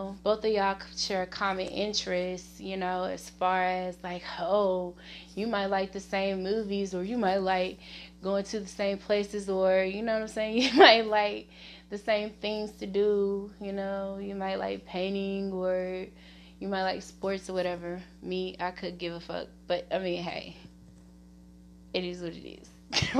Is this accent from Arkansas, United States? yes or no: yes; Little Rock, Arkansas, United States; Okay, so originally, guys, I am from Arkansas, Little Rock to be exact. The specific area is Southwest, you know.